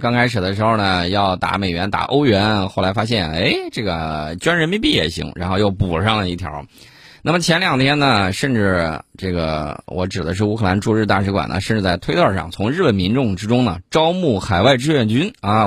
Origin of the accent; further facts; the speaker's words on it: China; 因为我们都是中国人